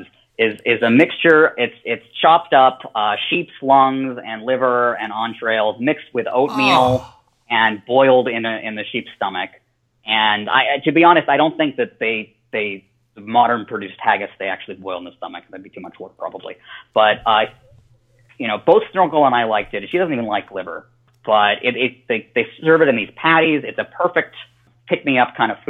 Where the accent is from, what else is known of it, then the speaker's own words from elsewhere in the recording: Colorado, United States; now in Southern California, United States; growing up in Colorado and then living in Southern California now